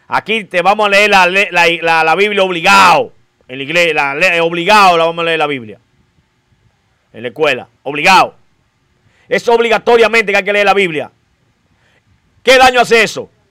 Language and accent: Spanish; Dominican Republic; somos dominicanos.